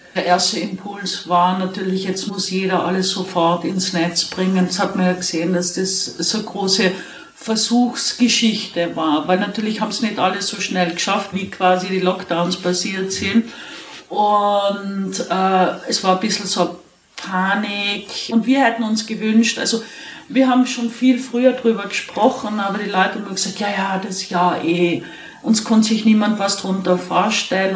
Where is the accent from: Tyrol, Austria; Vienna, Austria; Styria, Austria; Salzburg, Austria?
Tyrol, Austria; East; ich bin in Osttirol aufgewachsen